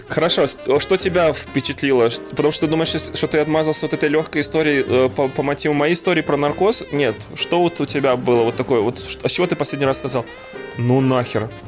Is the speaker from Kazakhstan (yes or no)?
no; Belarus; moved away as an adult; now in Russia; А я приехал такой, типа, из Беларуси, я не владел там вот этой вот ситуацией, которая в России происходит абсолютно